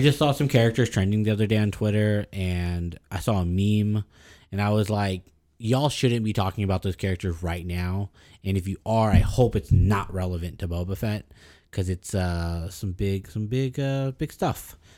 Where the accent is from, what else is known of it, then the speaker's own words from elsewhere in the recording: the Valley, South Texas border, United States; I consider myself born in Mexico. I was born on the border.